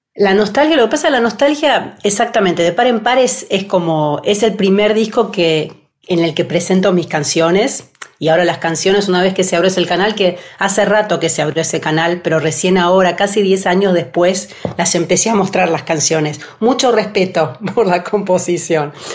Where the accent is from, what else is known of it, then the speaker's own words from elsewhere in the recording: Buenos Aires, Argentina; moved away as an adult; now in Switzerland; la ciudad donde nací, porque soy, de, soy porteña.